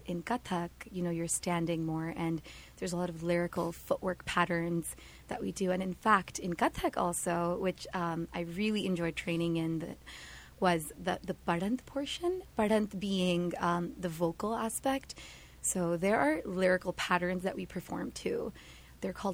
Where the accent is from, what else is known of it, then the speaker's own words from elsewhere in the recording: United States; also born or lived in Kolkata, India; as we grew up in America